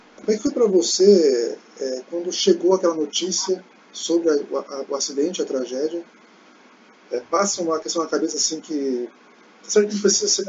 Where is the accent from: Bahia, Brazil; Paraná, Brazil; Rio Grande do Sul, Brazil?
Paraná, Brazil; Maringá; eu sou de Maringá, Paraná